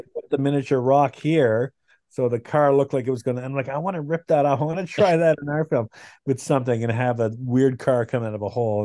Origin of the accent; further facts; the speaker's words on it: Canada; I'm Canadian